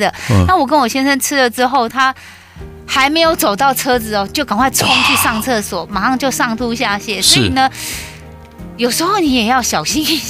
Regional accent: Taiwan; 我们台湾人哦，

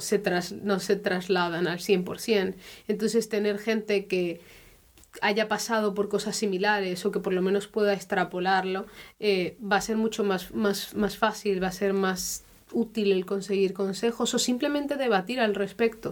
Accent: Spain; now in Germany; soy española y también llevo, pues eso, ya un tiempo viviendo en Alemania

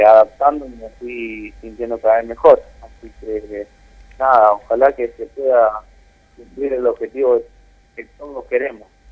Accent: Guatimosín, Córdoba, Argentina; moved away; also born or lived in Buenos Aires / Rosario; me fui para mi pueblo, que yo soy del sur de Córdoba, un poquito, Guatimosín

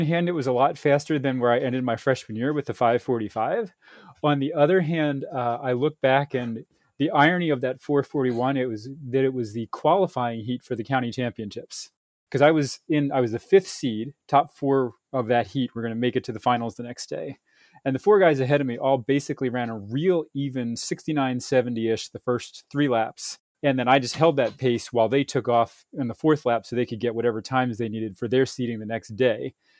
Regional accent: Upper Darby, Pennsylvania, United States; I grew up in a place called Upper Darby, Pennsylvania. It's just outside of Philadelphia

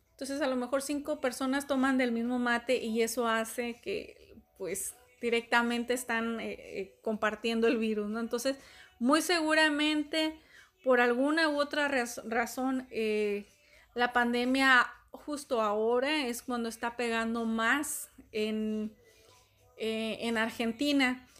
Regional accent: Mexico; Acá en México, de donde soy

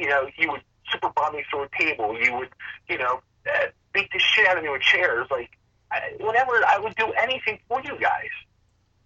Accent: Upper Darby, Pennsylvania, United States; I'm originally from Upper Darby, Pennsylvania

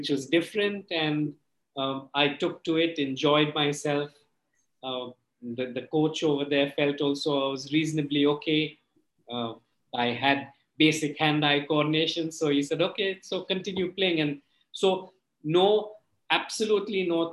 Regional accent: Mumbai, Maharashtra, India; I'm originally from Bombay

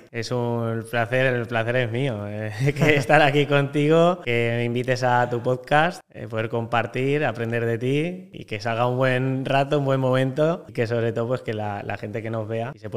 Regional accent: Valencia, Valencian Community, Spain; also born or lived in Lleida; tengo 29 años, eh, nací en Lleida, pero toda mi vida he vivido en Valencia. Y la verdad que viví en Valencia desde que tengo un año

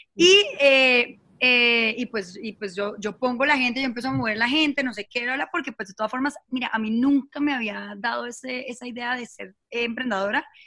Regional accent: Bucaramanga, Santander, Colombia; moved away as an adult; also born or lived in Bogotá; soy de Bucaramanga. Eh, eh, estudié allá todo el tema del colegio, después me fui a Bogotá

